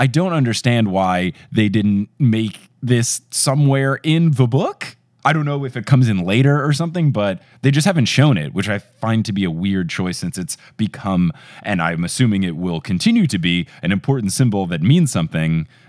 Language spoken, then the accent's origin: English; New Jersey, United States; I grew up in New Jersey